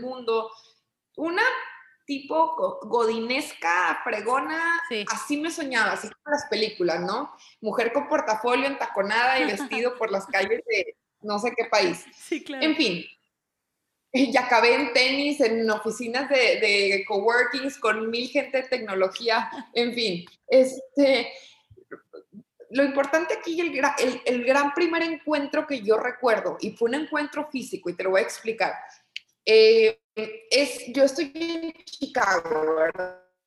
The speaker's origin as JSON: {"language": "Spanish", "town": "Torreón", "region": "Coahuila", "country": "Mexico", "tie": "born or raised there", "also_born_or_lived": "Monterrey", "moved": "as an adult", "said": "yo soy originaria de Torreón, Coahuila, eh, digamos que allí estudié primaria, secundaria, eh, preparatoria"}